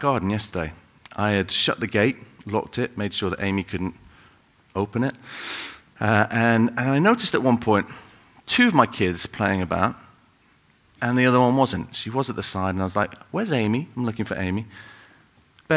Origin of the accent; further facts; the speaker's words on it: Salford, North West England, United Kingdom; moved away; I grew up in Salford, up in Manchester